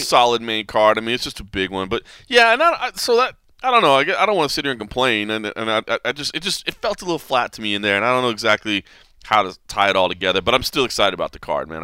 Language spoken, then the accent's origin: English; Texas, United States; moved away; Texas, my home state